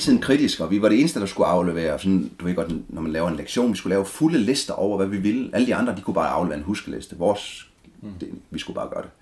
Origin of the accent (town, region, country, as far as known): Denmark; born or raised there